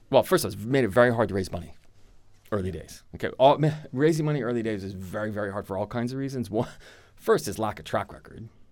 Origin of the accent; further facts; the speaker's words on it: United States; accent: American; moved away as an adult; now in Europe; I'm American, as you can tell by my accent. Moved here twenty-three years ago, followed a girl.